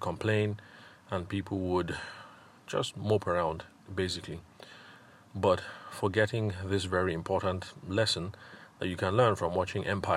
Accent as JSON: {"language": "English", "region": "Benue", "country": "Nigeria", "said": "like I am, I'm Tiva, I'm from Benue State."}